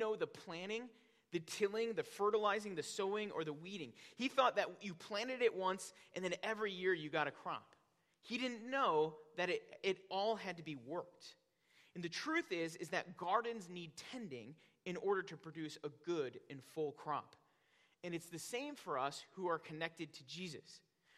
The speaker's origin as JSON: {"language": "English", "region": "Northwest Indiana", "country": "United States", "tie": "born or raised there", "moved": "yes", "lives_now": "Wisconsin, United States", "said": "growing up in Northwest Indiana, my dad had a huge garden in our backyard"}